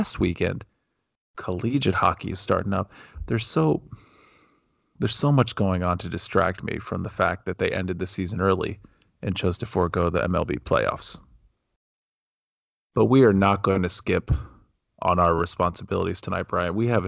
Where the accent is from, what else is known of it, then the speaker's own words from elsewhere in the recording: Ohio, United States; Yeah, which does not remind me of my childhood growing up in Ohio.